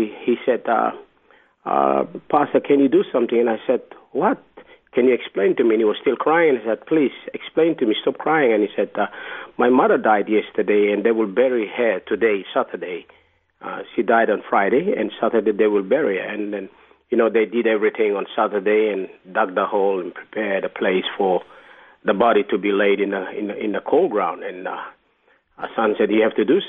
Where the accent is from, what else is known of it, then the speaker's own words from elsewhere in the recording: Papua New Guinea; also born or lived in New Ireland Province / Madang; originally I'm from Papua New Guinea